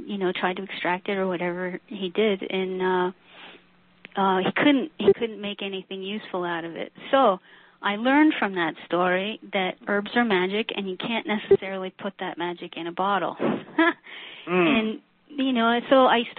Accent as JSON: {"language": "English", "region": "New Jersey", "country": "United States", "tie": "born or raised there", "said": "we grew up in New Jersey"}